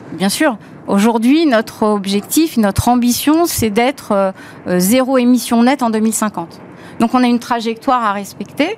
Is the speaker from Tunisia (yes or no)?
no; France; Moi, je suis française comme vous